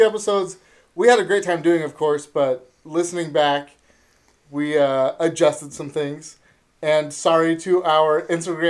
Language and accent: English; Northern California, United States; we're from Northern California